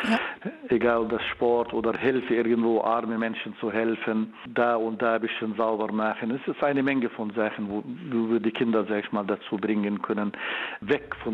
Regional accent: Jordan; German is a second language; also born or lived in Bulgaria; now in Berlin, Germany; Ich komme aus Jordanien. Ja. Äh, ich habe meine Ausbildung in Bulgarien und in Deutschland absolviert äh, für Medizin und für Neurochirurgie. Und seit 20 Jahren hm, habe ich die Avicenna Klinik hier in Berlin

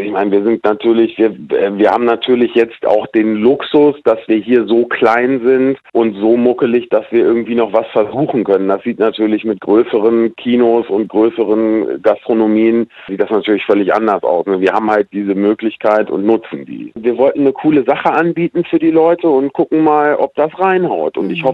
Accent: Hanover, Lower Saxony, Germany; born there; Naja, ich bin gebürtiger Hannoveraner und hier in Niedersachsen ist das ein Traditionsessen

